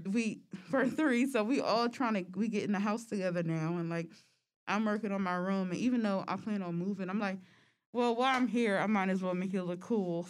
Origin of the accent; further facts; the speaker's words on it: United States; we are American